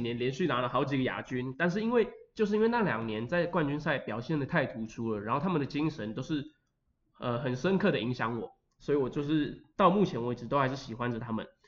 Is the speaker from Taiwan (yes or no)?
yes; Linkou, New Taipei, Taiwan; 我是来自林口的